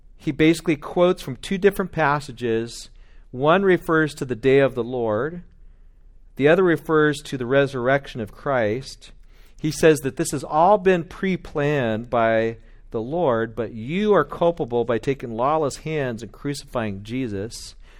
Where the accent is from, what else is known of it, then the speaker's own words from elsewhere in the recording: Bakersfield, California, United States; I'm from Bakersfield.